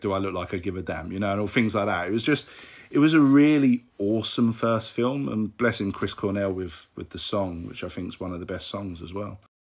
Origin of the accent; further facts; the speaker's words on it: London, United Kingdom; I'm from London in England.